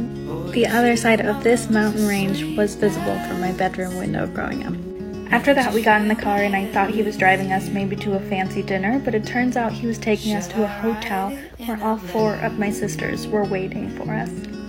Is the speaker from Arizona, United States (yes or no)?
yes; Sedona, Arizona, United States; moved away; my hometown of Sedona, Arizona